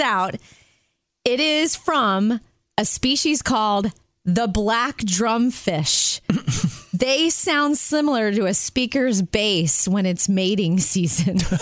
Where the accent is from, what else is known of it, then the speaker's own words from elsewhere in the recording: Jupiter, Florida, United States; moved away; I fly home to my hometown in Jupiter, Florida